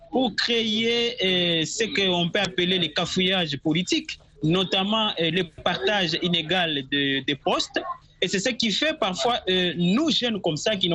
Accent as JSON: {"language": "French", "country": "DR Congo", "said": "Je donne d'abord l'exemple de mon pays, la RDC."}